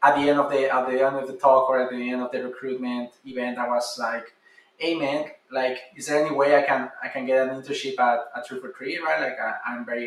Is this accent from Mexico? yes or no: yes; Mexico City, Mexico; moved away; I'm originally from Mexico City